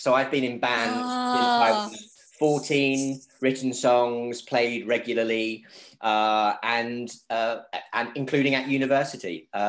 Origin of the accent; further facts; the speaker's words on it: Germany; also born or lived in South Korea / Kuwait / China; I grew up predominantly in Germany, but also I've lived in South Korea. I've lived in Kuwait, worked in China